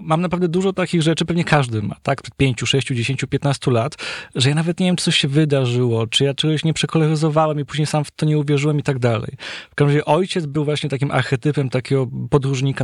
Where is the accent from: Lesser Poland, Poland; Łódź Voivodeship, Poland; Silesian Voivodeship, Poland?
Silesian Voivodeship, Poland; Gliwice; ja pochodzę z domu śląskiego wielopokoleniowego, to znaczy z takiego domu kamienicy, którą sami sobie zbudowaliśmy tuż przed wojną w Gliwicach